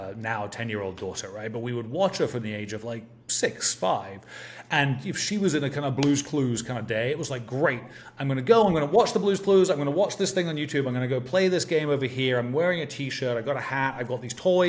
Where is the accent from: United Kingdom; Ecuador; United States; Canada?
United Kingdom; England; for me growing up in England